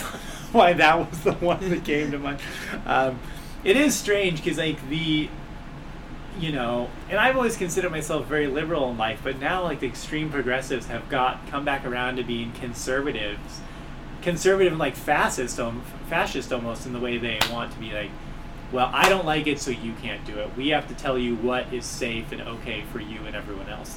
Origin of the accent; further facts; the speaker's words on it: Los Angeles, California, United States; also born or lived in Long Beach, California / Montana; now in Spokane, United States; I grew up in South Central LA during the '80s